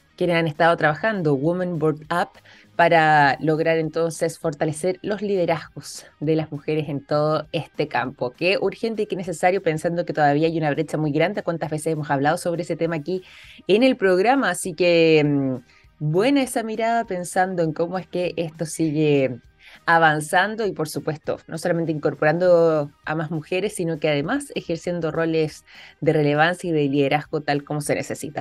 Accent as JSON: {"language": "Spanish", "country": "Chile", "said": "nosotros los chilenos"}